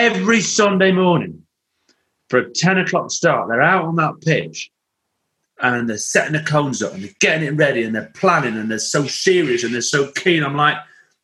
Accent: Lancashire, North West England, United Kingdom; I grew up in the Lancashire

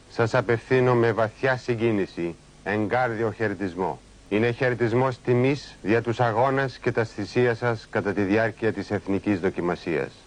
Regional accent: Greece; moved away; Είναι ο τόπος μου και το σπίτι μου, η πατρίδα και το σπίτι των παιδιών μου. Εκεί είναι η τάφη του πατέρα μου και των προγόνων μου.

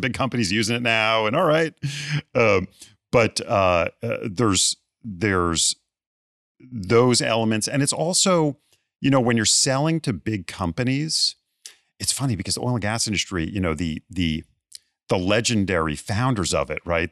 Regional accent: Bethesda, Maryland, United States; moved away; my hometown of Bethesda, Maryland

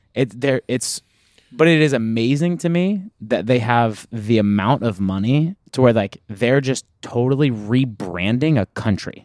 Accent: United States

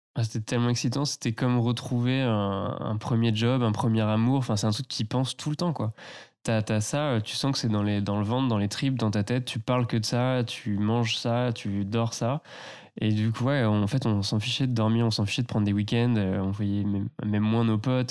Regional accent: Tours, Centre-Val de Loire, France; j'ai grandi plus bas, euh, dans la Loire, vers Tours

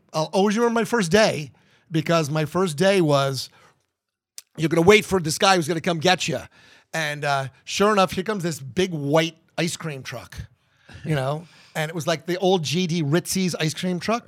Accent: New Jersey, United States; now in Columbus, United States; growing up in New Jersey and New York

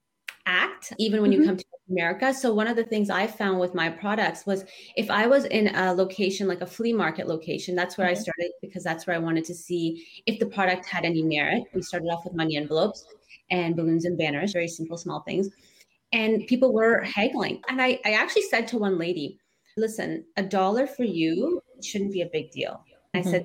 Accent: Canada; I grew up in Canada and the girls are growing up in Canada

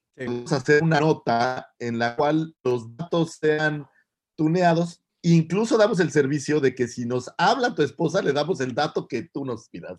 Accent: Naucalpan, State of Mexico, Mexico; Soy un chilango, como buen chilango

